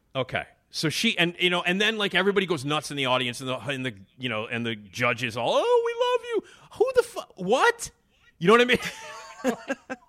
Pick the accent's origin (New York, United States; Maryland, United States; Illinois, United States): Illinois, United States; Chicago; accent: Chicago; I'm from Chicago, and I got the ridiculous Chicago accent, as you can all hear